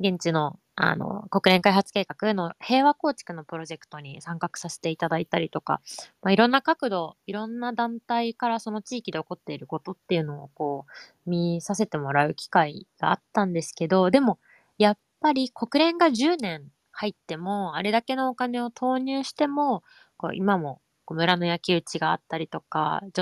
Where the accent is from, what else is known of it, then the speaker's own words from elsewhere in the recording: Hamamatsu, Shizuoka, Japan; also born or lived in Bangladesh; 日本で生まれ育ったので私は、